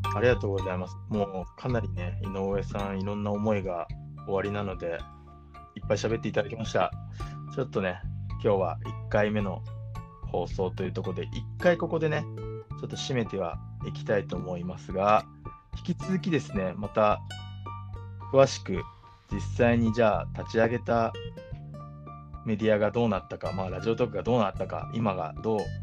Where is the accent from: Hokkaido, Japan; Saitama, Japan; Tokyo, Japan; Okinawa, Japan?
Saitama, Japan; 僕が大宮に出身で、はいはい、今も大宮在住で、えーまあ、地元が好きなので、